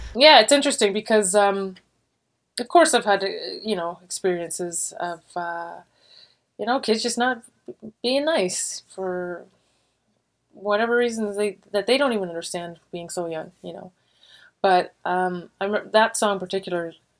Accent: Warkworth, Ontario, Canada; also born or lived in Montreal, Quebec; I grew up in a really small town. I was born in Montreal, but at a very young age, like three years old, we moved to a small town called Warkworth, Ontario

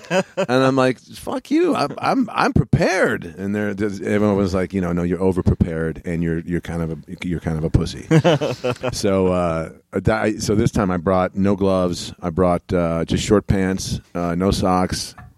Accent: Cleveland, Ohio, United States; also born or lived in Lafayette, Indiana; I'm from Cleveland, Ohio.

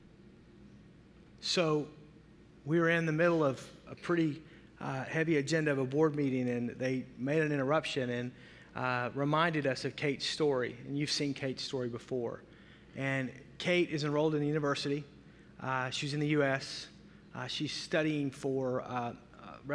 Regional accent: the South, United States; I'm from the South

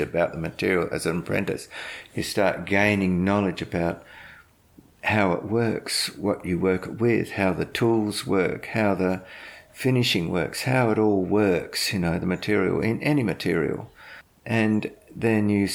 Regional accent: South Australia, Australia; moved away; I was South Australian

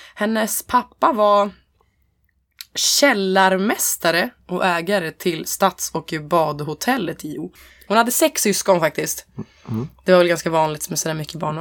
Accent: Hälsingland, Gävleborg County, Sweden; jag är från Hälsingland

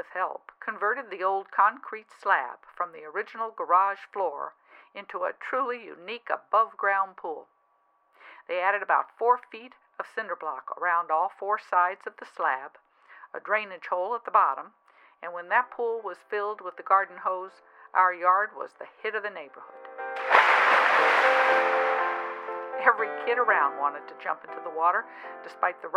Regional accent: Baton Rouge, Louisiana, United States; I was born in Baton Rouge, Louisiana in 1949

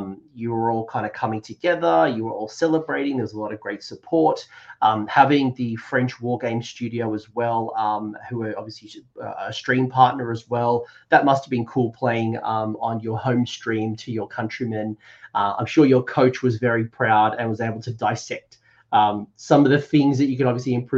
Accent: Australia; as an Australian

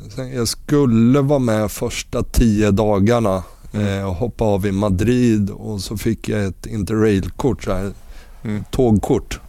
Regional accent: Örebro, Örebro County, Sweden; also born or lived in Västerås; flyttade hem till Örebro

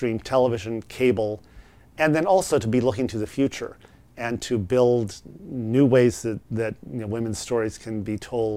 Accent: Columbia, Missouri, United States; moved away; I grew up around Stevens College, an all-women's college in Columbia, Missouri.

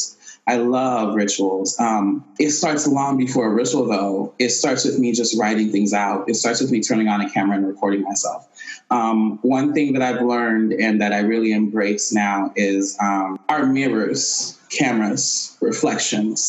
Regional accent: Haiti; I'm Haitian, and I was born and raised in Haiti

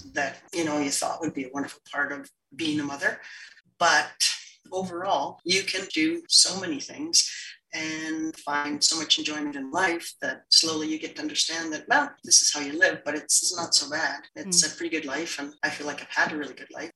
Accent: Montney, British Columbia, Canada; I grew up in Montney, BC, which is a small, small farming community outside of Fort St. John, BC

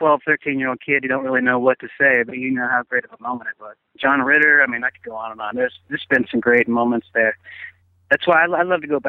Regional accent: Oklahoma, United States; I'm from Oklahoma

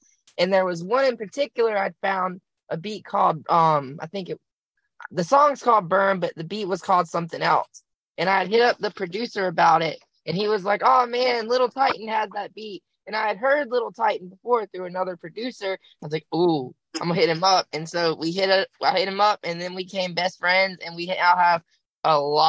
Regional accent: Roxboro, North Carolina, United States; I'm from Roxbury, North Carolina.

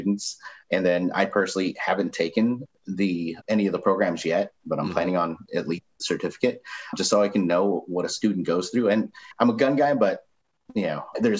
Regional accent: Missouri, United States; moved away as an adult; also born or lived in Chicago / Kansas City; I moved out of my home state of Missouri

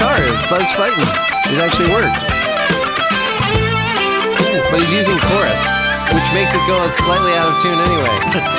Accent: Baltimore, Maryland, United States; Baltimore, yeah. All right, I can complain about Baltimore. That's my hometown.

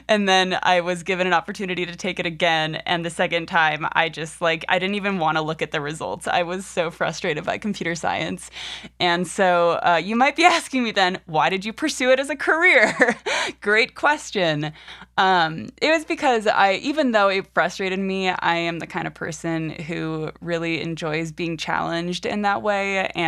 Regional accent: Alexandria, Virginia, United States; So I was born in on the East Coast in Alexandria, Virginia. No, I won't go that far back, but I am born and raised in the U.S., and I am currently 24 years old.

